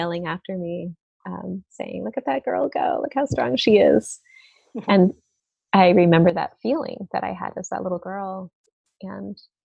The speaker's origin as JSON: {"language": "English", "region": "East Coast", "country": "United States", "tie": "born or raised there", "moved": "yes", "said": "I grew up on the East Coast with my mother and my stepfather"}